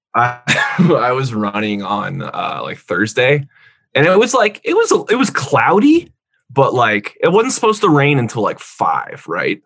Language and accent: English; California, United States; moved away as an adult; also born or lived in Boise, Idaho; now in Laramie, United States; I say California